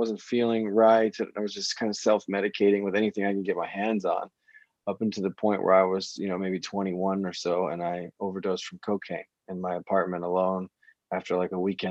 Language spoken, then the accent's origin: English; Florida, United States; moved away as an adult; also born or lived in Amsterdam; I grew up in the States. I grew up in Florida.